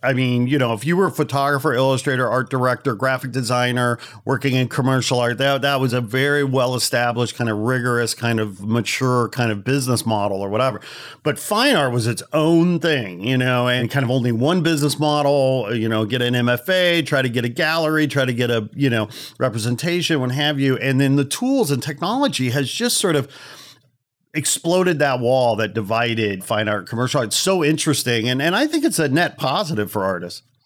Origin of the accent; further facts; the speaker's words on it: Chicago, Illinois, United States; Growing up in Chicago